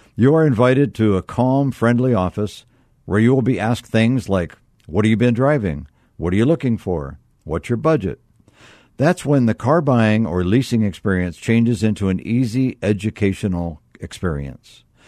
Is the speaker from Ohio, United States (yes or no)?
yes; Akron, Ohio, United States; I was raised in Akron, Ohio